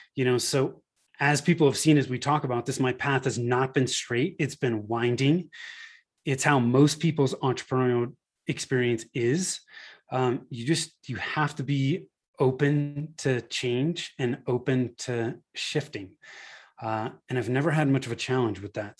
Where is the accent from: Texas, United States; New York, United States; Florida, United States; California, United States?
California, United States; Northern; moved away as an adult; now in Denver, Colorado, United States; I moved from Northern California, where I was born and raised, to, uh, the Denver, Colorado area